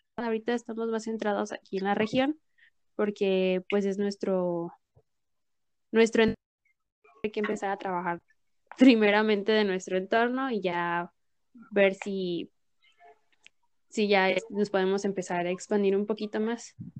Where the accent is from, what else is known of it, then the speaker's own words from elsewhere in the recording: Mexico; nosotros como mexicanos